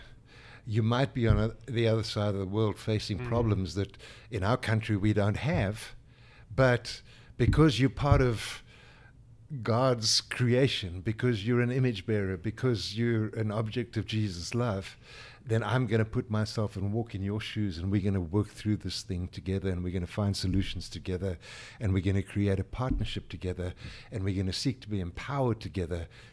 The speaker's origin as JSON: {"language": "English", "country": "South Africa", "moved": "yes", "lives_now": "United States", "said": "we are African"}